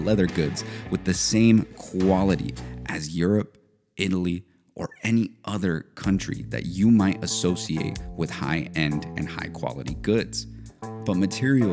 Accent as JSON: {"language": "English", "town": "León", "region": "Guanajuato", "country": "Mexico", "said": "We are from León, Guanajuato, a town rich in history in both leather goods and particularly footwear. That's how my grandfather started as an artisan"}